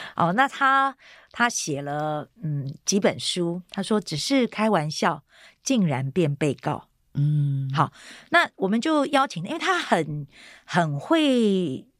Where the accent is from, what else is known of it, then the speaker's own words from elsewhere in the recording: Taiwan; 我是单亲家庭，那我是在眷村长大的